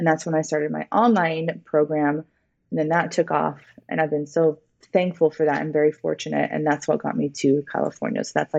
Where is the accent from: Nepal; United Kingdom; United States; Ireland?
United Kingdom; London; born there; So I was born in London, England.